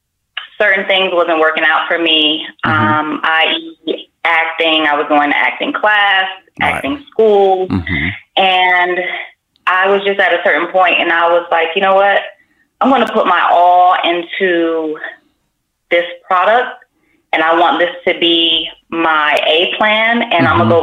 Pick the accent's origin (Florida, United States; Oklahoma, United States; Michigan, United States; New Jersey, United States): Florida, United States; Miami; also born or lived in Las Vegas; now in California, United States; Las Vegas, and I am from Miami.